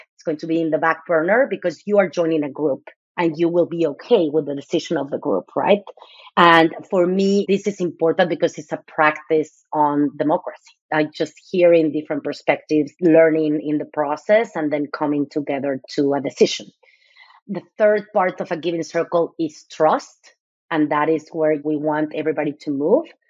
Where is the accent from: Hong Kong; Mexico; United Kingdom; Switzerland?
Mexico; Mexico City; now in United States; I'm originally from Mexico City. I moved to the US 26 years ago. So I have been most of my life here.